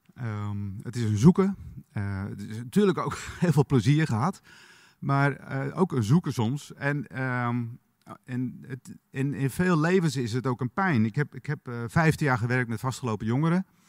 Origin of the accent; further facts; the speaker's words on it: Frisian countryside, Friesland, Netherlands; ik ben opgegroeid in het Friese platteland